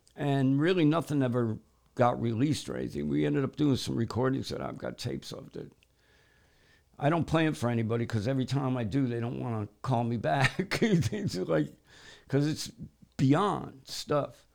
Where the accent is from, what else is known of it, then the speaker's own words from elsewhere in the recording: United States; me being American